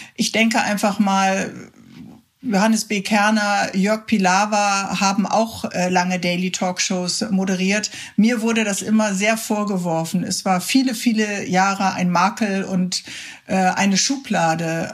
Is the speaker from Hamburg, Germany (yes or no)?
no; Cologne, North Rhine-Westphalia, Germany; als Kölnerin